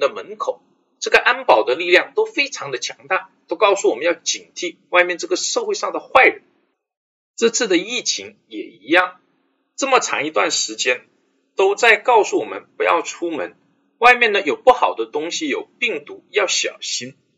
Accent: China; 我们中国人

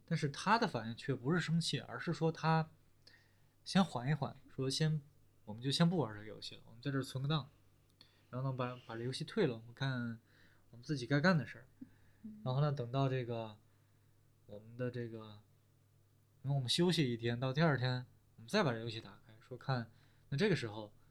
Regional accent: China; also born or lived in Shanghai; 就是我们中国人不说这些是吧？我们中国人说什么呀？说得很实在是吧？

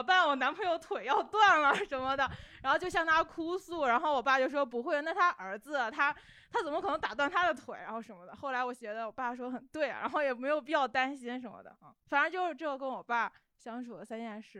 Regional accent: southern Hebei, China; 然后我爸当我家是河北的，而且河北南端。

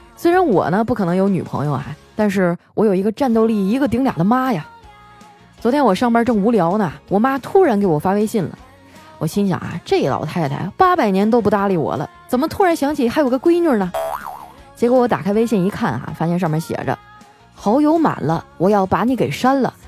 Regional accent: Heilongjiang, China; accent: Northeastern; moved away as an adult; now in Shanghai, China; 我是一个土生土长的东北妹子，老家在黑龙江。刚来上海那阵儿啊，我还因为我的东北口音啊，闹了不少笑话

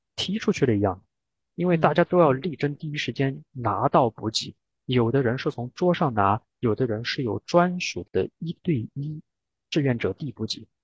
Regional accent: Sichuan, China; now in Norway; 我本来是个四川人，所以我很喜欢吃那些辣的

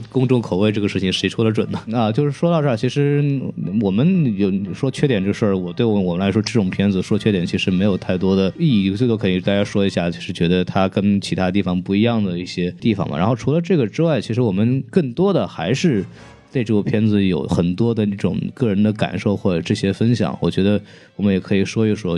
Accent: Jiangnan, China; 我老家是那个南方的嘛，然后江南的下田的那个景象

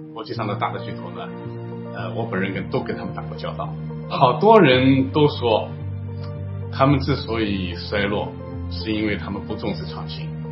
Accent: China; 我们中国人

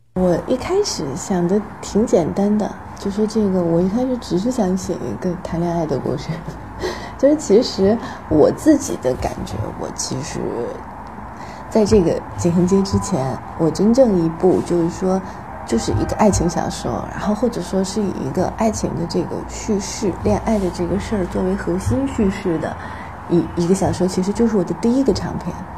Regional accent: Taiyuan, Shanxi, China; now in Beijing, China; 很像我的家乡，很像太原，然后那个北方的工业城市

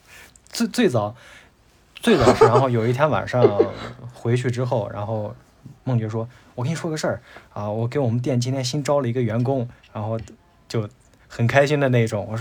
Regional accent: Tianshui, Gansu, China; 方离陕西就是离最近的是宝鸡，是宝鸡这座城市，然后再往以前都算是秦国，就是秦始皇的那个地界儿吧，就是大，所以我们的方言会跟陕西方言比较像，而跟兰州方言没有那么像。

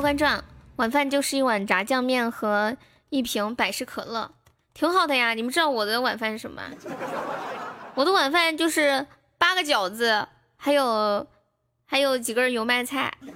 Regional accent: Sichuan, China; accent: Sichuan; 我是标准的四川人

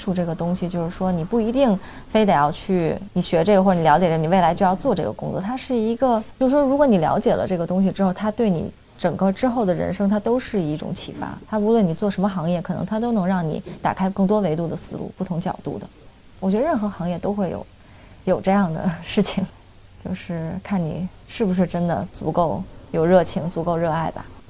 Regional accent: Beijing, China; also born or lived in Hong Kong; 就我妈是北京人，我爸是香港人，我是在香港出生的。那我在香港上小学到二年级就来北京生活了，我们全家就搬过来了。

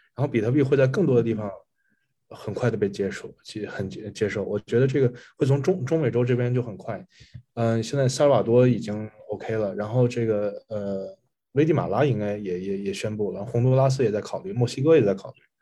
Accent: China; moved away; 作为中国人来讲，你也很难想象这种事情

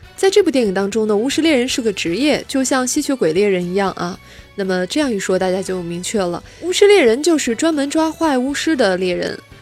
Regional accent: China; 我们中国人

